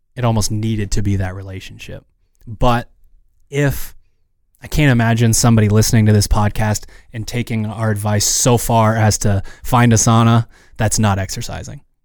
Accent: Maine, United States; we're from Maine

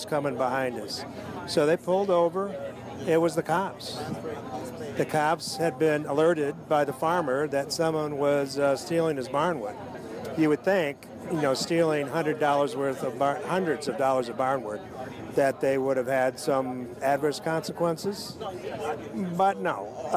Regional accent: Michigan, United States; growing up in Michigan

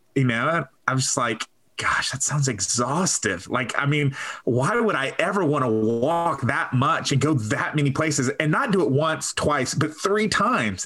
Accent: Texas, United States; I'm a Texan

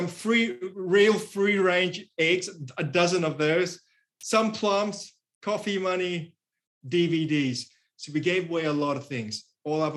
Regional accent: Singapore; now in Australia; I'm from Singapore, but I've lived in Australia for many, many years

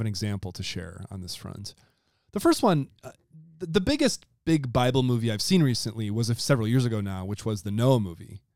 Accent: Wisconsin, United States; my home state, Wisconsin

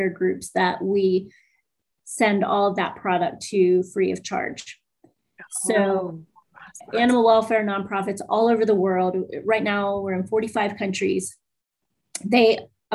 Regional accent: East Coast, United States; moved away; I grew up on the East Coast.

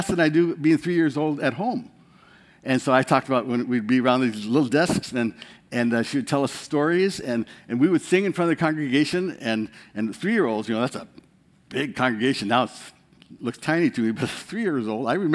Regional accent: Bode, Iowa, United States; I'm from Bode, Iowa.

